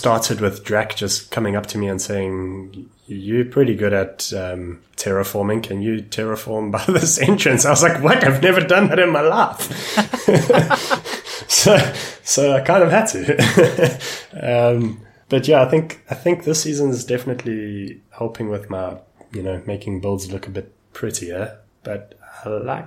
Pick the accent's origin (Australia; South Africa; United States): South Africa; I'm from South Africa